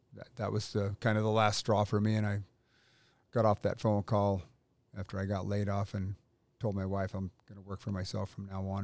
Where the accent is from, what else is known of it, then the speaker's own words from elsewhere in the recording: Pacific Northwest, United States; moved away as an adult; now in North Carolina, United States; I grew up in the Northwest, went in the Army in eighty-four